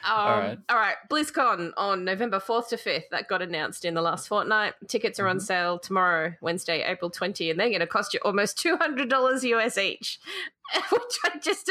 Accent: Australia

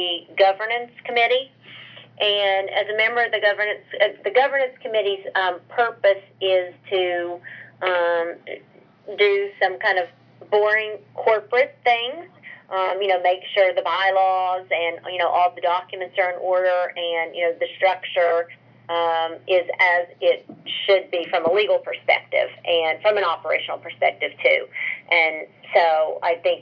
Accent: rural West Virginia, United States; We didn't have soccer at all where I grew up in rural West Virginia

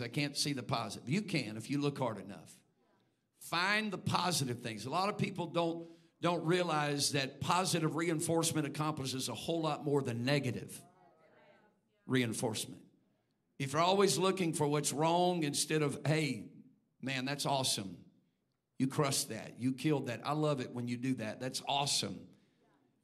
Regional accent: Texas, United States; now in Indiana, United States; I'm a Texan

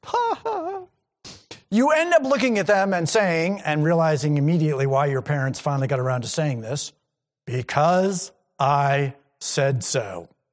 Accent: New England, United States; I grew up in New England and I grew up in churches in New England

